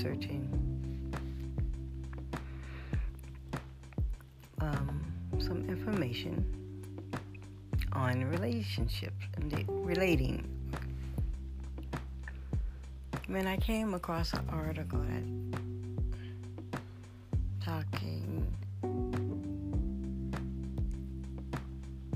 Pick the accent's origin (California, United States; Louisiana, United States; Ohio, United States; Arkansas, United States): Louisiana, United States; New Orleans; I'm from New Orleans and we eat catfish and crawfish